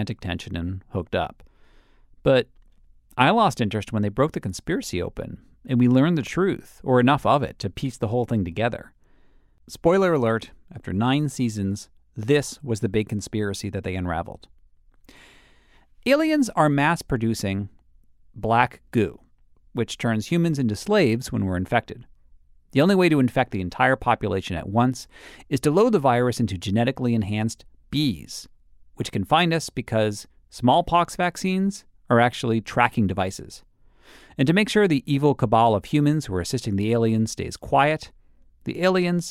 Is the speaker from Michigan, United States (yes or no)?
no; Massachusetts, United States; I grew up in Massachusetts.